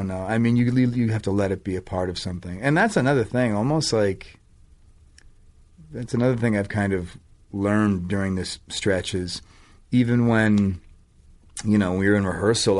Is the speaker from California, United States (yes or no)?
no; Boston, Massachusetts, United States; I grew up in Boston